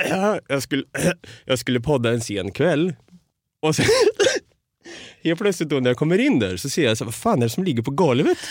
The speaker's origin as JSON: {"language": "Swedish", "town": "Norrköping", "region": "Östergötland", "country": "Sweden", "tie": "born or raised there", "said": "Så i Norrköping är jag uppvuxen och född"}